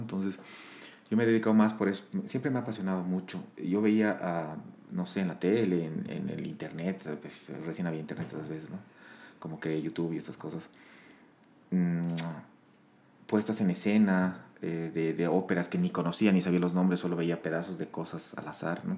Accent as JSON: {"language": "Spanish", "region": "La Paz", "country": "Bolivia", "tie": "born or raised there", "also_born_or_lived": "Sucre", "moved": "as an adult", "said": "soy, soy de La Paz. Em, he nacido en el 84. Eh, ya tengo 38 años. Eh, me, prácticamente vivido hasta mis, hasta mis 20 años en La Paz"}